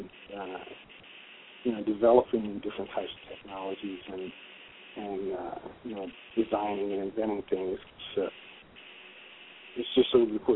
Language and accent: English; Westerly, Rhode Island, United States; I'm from Westerly, born and bred